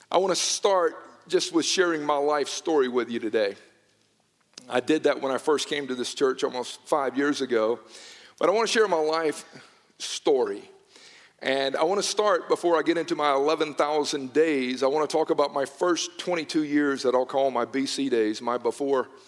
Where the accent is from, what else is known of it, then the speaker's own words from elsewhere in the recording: Newnan, Georgia, United States; I was born and raised in Noonan, Georgia